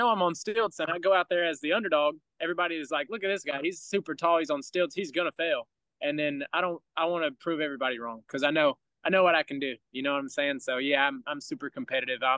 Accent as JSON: {"language": "English", "town": "Ellaville", "region": "Georgia", "country": "United States", "tie": "born or raised there", "said": "where I come from, Ellaville, Georgia, we got one red light"}